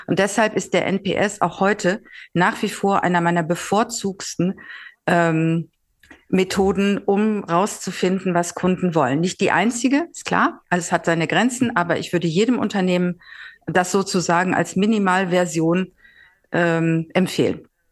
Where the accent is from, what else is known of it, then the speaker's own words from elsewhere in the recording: Northern Germany, Germany; moved away as an adult; also born or lived in Mannheim / Switzerland; als Norddeutsche